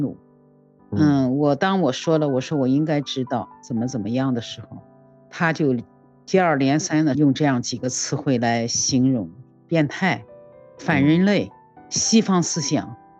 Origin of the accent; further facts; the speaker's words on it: Jinan, Shandong, China; 我是来自山东济南的